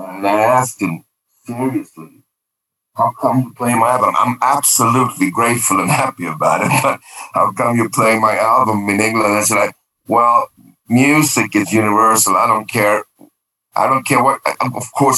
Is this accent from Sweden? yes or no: yes; Sweden; first language Swedish; English is a second language; I did a native Swedish album, singing in Swedish